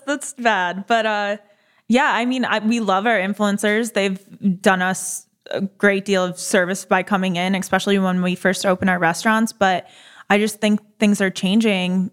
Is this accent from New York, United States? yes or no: yes; Buffalo, New York, United States; now in Delray Beach, United States; I'm from Buffalo